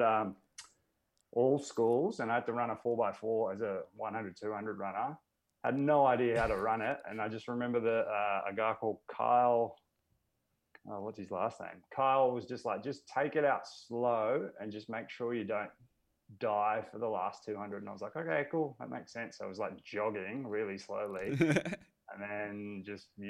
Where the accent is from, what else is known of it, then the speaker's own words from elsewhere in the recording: Melbourne, Victoria, Australia; I grew up in Melbourne